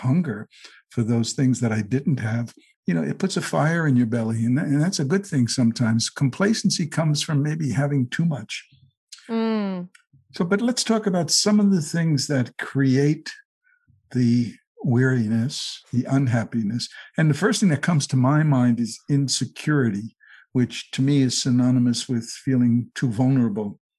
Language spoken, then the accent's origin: English; New Jersey, United States; I'm from New Jersey.